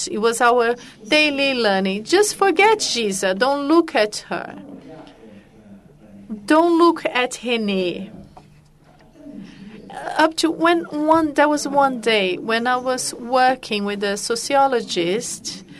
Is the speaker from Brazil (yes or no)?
yes; Rio de Janeiro, Brazil; You can notice that I was born in Ipanema, Ipanema Beach.